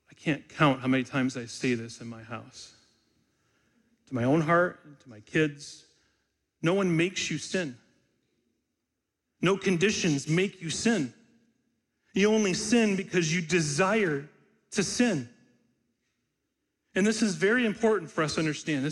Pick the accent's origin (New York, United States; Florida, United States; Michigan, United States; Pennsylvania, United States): Michigan, United States; When I was a kid growing up in Michigan during the hot, humid summers